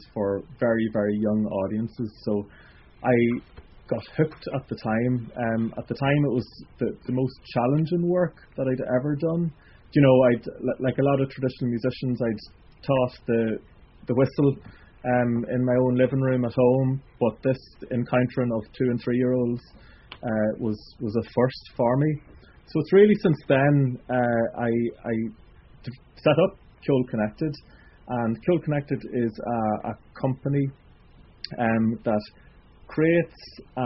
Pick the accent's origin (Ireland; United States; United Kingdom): Ireland; County Monaghan; I'm from Monaghan myself